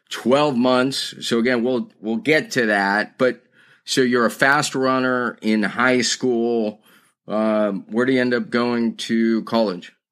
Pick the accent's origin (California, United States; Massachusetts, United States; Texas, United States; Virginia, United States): Texas, United States; Austin; I grew up in Austin, Texas.